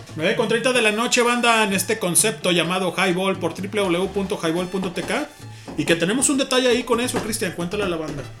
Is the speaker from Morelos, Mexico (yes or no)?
no; Guadalajara, Jalisco, Mexico; somos de Guadalajara nosotros